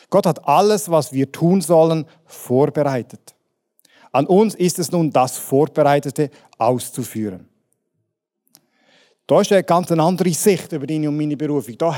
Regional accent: Switzerland; Ja, die jetzt Brüssel manchmal, aber grundsätzlich sind wir Schweizer ja frei von fremden Vögeln und so.

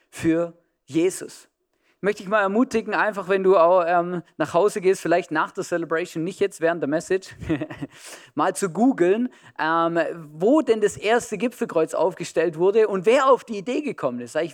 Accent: Germany; also born or lived in Switzerland; now in Austria; ich bin in Deutschland aufgewachsen, habe in der Schweiz äh, schon gewohnt, äh, paar Jahre und jetzt schon seit über zehn Jahren in Österreich.

